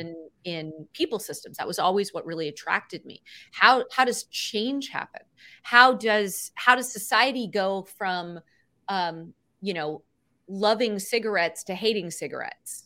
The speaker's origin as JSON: {"language": "English", "town": "Cupertino", "region": "California", "country": "United States", "tie": "born or raised there", "said": "I grew up in Cupertino in the, in California where Apple's headquartered in the, in the seventies and eighties"}